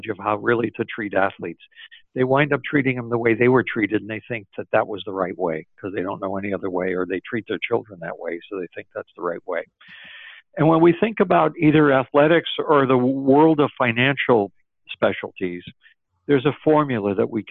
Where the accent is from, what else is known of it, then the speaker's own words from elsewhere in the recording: Springfield, Massachusetts, United States; my hometown, the same place that basketball was invented, Springfield, Massachusetts.